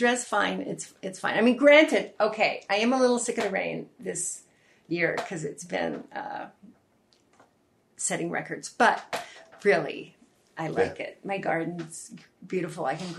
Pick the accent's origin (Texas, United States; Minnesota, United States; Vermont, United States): Texas, United States; also born or lived in West Virginia / North Carolina; now in Seattle, United States; I grew up in Texas where it was really, really hot and humid, and I hate being hot now.